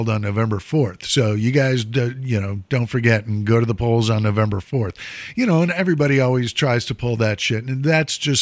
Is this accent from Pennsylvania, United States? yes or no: no; Mount Prospect, Illinois, United States; a police car from my hometown, Mount Prospect police car.